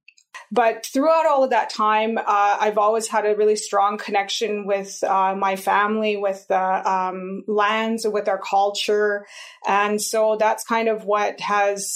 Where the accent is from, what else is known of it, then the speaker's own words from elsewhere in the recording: Kainai Nation, Bullhorn Coulee, Alberta, Canada; also born or lived in Cardston, Alberta / Montana, United States; I grew up here on the Kainai Nation in a community called Bullhorn Coulee.